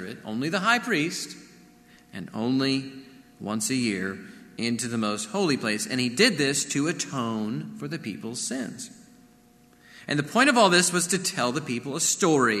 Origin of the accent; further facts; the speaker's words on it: Corpus Christi, Texas, United States; Growing up in Corpus Christi, you know, we'd sometimes watch these giant ships enter the channel